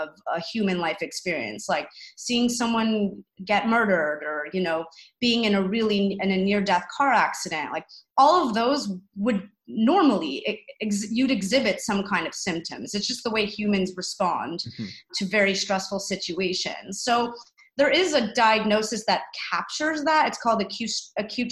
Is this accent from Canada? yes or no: yes; Canada; as a Canadian